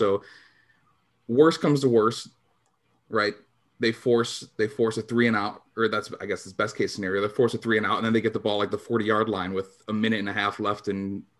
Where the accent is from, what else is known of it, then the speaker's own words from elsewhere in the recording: Chicago, Illinois, United States; we're from Chicago